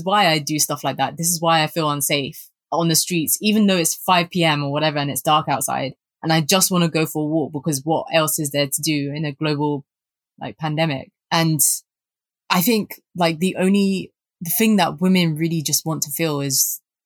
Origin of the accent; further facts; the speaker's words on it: London, United Kingdom; growing up in Southeast London